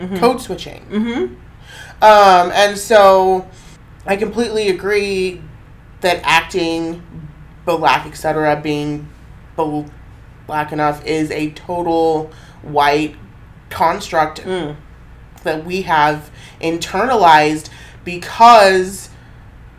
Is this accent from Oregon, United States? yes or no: yes; Cottage Grove, Oregon, United States; I was raised in Cottage Grove, one of the whitest freaking cities in the state.